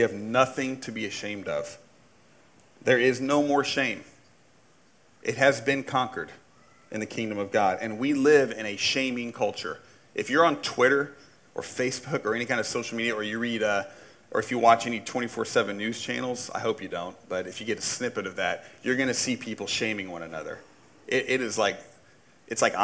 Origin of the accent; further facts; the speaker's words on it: Indiana, United States; I grew up in Indiana. There's a couple things we do in Indiana